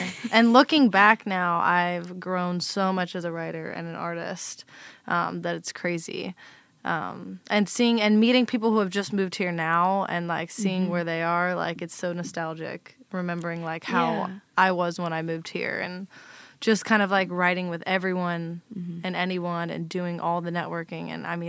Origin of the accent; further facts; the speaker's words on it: Virginia, United States; moved away as an adult; now in Nashville, United States; Well, I'm originally from Virginia